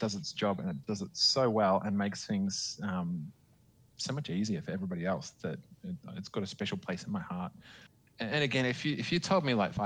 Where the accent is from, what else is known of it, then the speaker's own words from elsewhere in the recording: Queensland, Australia; I'm from Queensland, the kind of sunny part of Australia